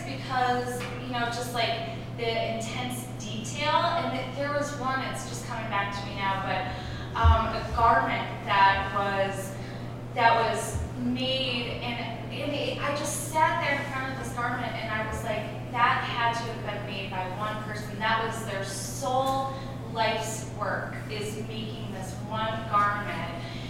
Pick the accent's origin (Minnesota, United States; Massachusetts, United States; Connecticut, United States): Minnesota, United States; I'm originally from Minnesota, so I was excited to see that you were talking tonight.